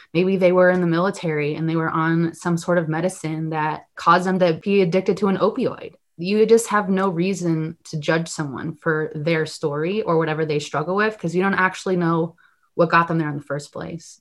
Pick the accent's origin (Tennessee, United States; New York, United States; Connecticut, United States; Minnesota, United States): Connecticut, United States; Glastonbury; moved away as an adult; also born or lived in Worcester, Massachusetts; now in Los Angeles, United States; I was born in Los Angeles, California, and I grew up in Glastonbury, Connecticut